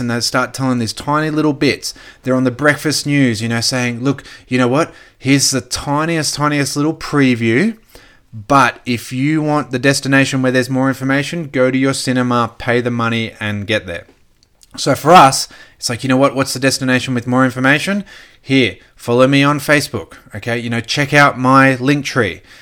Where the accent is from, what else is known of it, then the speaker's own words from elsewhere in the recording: Gold Coast, Queensland, Australia; also born or lived in Brisbane; now in Sunshine Coast, Australia; I grew up on the Gold Coast, then moved to Brisbane. Now we're on the Sunshine Coast.